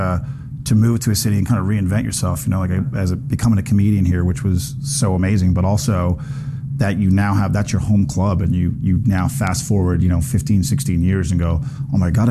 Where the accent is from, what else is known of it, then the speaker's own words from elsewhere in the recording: Corner Brook, Newfoundland and Labrador, Canada; moved away; my hometown of Corner Brook